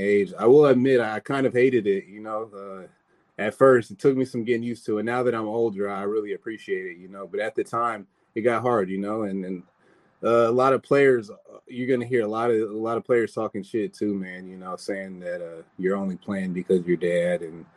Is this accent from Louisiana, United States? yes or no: no; San Bernardino, California, United States; I'm from the Inland Empire, grew up in the San Bernardino area